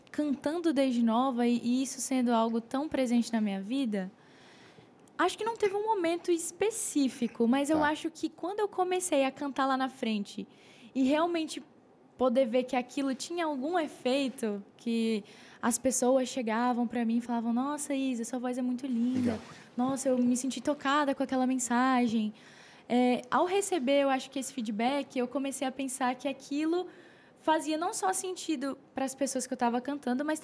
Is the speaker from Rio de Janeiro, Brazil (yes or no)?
no; Brasília, Federal District, Brazil; Eu sou natural de Brasília.